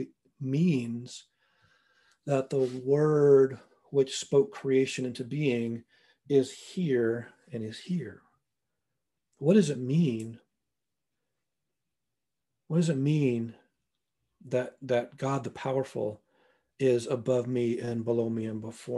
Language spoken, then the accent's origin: English; Northwest Montana, United States; now in North Bend, United States; I grew up in Northwest Montana